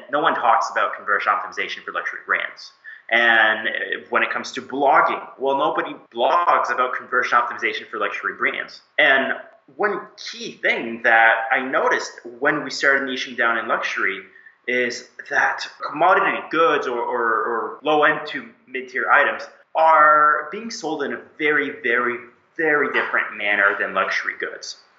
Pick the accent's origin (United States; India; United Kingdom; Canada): Canada; Moncton, New Brunswick; moved away as an adult; now in Montreal, Canada; I was born and lived most of my life in uh, Moncton, New Brunswick, way on the East Coast. Grew up among lobsters and seafood.